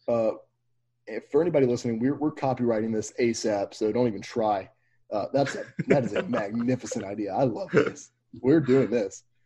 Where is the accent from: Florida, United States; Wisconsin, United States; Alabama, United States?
Alabama, United States; Mobile; we grew up in Mobile, so we know about the Mobile leprechaun